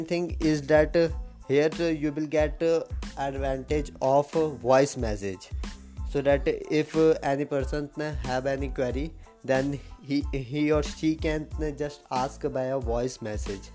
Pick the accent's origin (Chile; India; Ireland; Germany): India; I am from India